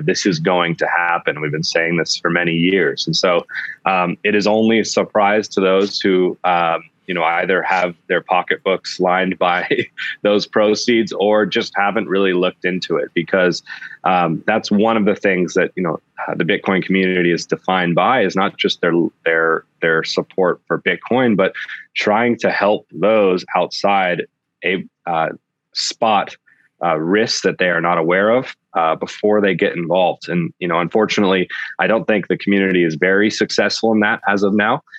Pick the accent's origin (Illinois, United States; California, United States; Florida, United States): California, United States; Sonoma Valley; I grew up in the Sonoma Valley in California